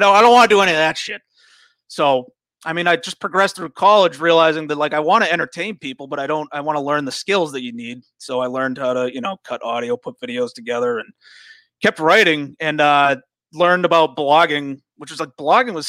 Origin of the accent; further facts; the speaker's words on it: North Andover, Massachusetts, United States; North Andover, Massachusetts.